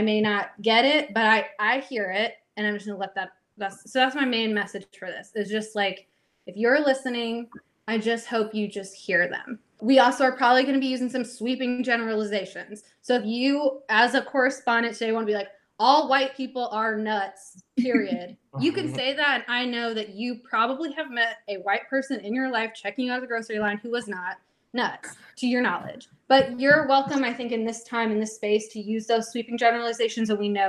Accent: Georgia, United States; I would just be like, oh, I'm from Atlanta. But like, I know that if I'm talking to someone from Georgia, I'm a liar if I say I'm from Atlanta.

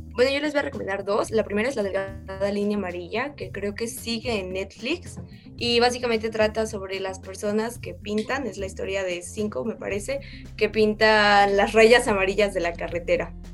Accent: Mexico; nosotros como mexicanos

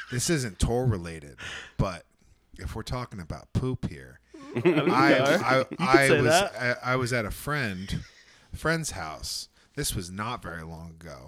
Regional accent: New Jersey, United States; moved away; I'm from New Jersey

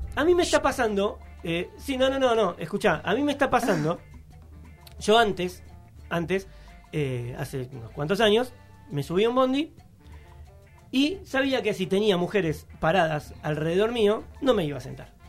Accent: Buenos Aires, Argentina; soy de, acá de Almagro

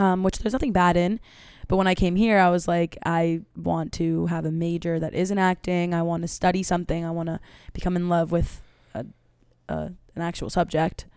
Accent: New York City, New York, United States; I grew up in Manhattan, and I went to a performing arts school

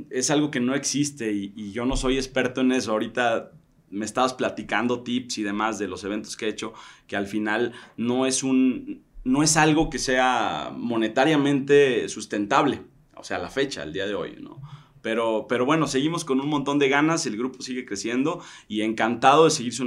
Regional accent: Tequila, Jalisco, Mexico; moved away as an adult; also born or lived in Mexico City; now in Tequila, Mexico; la tierra en donde yo soy, que es, que es Tequila, ¿no? Entonces nos devolvimos a Tequila.

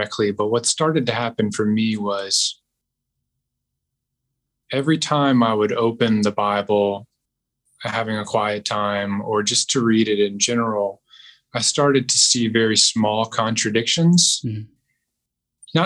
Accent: Southeast United States, United States; I grew up in the Southeast United States, very religiously conservative neck of the woods

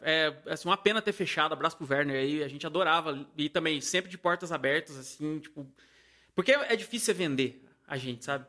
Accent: Paraíba, Brazil; moved away; eu sou da Paraíba, né? Eu sou nordestino.

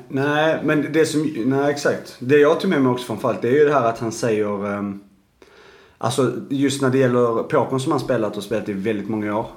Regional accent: Arlöv, Skåne, Sweden; jag kommer ju från Arlöv

